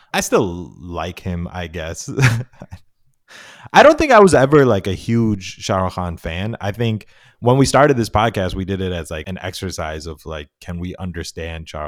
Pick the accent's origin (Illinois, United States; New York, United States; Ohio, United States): New York, United States; upstate; moved away as an adult; now in Texas, United States; I'm from upstate New York, and I moved to Texas a few years ago